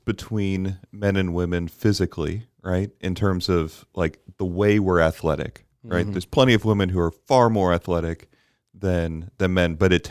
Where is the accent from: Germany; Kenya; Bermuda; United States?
Bermuda; Because I grew up in Bermuda and we didn't have this category.